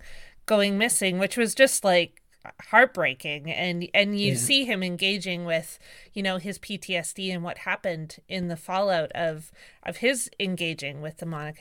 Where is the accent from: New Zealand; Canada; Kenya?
Canada; Victoria, British Columbia; and I grew up in Victoria, and so I remember that very clearly